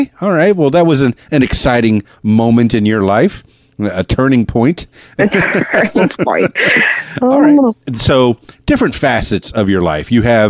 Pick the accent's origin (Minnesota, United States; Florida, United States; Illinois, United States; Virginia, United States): Florida, United States; Miami; I'm from Miami and the Florida Keys, big tourist town. And I have to say hello and goodbye in several different languages.